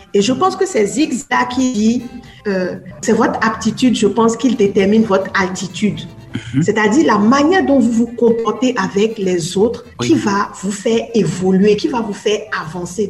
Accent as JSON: {"language": "French", "country": "Benin", "tie": "born or raised there", "also_born_or_lived": "France", "moved": "as an adult", "said": "j'avais mhm. déjà 21 ans quand j'ai quitté le Bénin"}